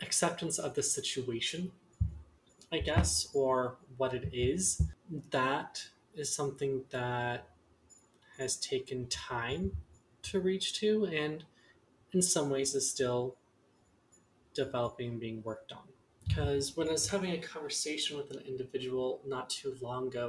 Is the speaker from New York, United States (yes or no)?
no; Lincoln, Nebraska, United States; I grew up in Lincoln, Nebraska